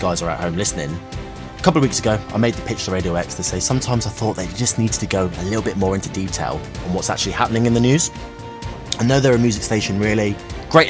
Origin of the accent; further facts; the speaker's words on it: Devon, South West England, United Kingdom; growing up in Devon, being a mixed race lad